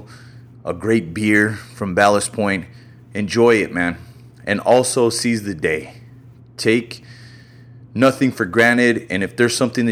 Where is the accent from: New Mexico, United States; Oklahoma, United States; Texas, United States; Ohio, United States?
New Mexico, United States; I'm from New Mexico